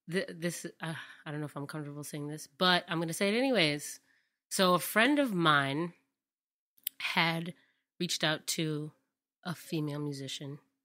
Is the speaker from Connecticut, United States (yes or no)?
yes; Hartford, Connecticut, United States; I grew up in Hartford, Connecticut.